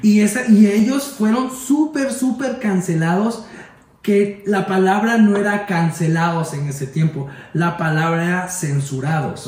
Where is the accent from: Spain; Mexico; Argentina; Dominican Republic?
Mexico; Veracruz; Veracruz, de donde yo soy yo viví una infancia que yo vivía en la calle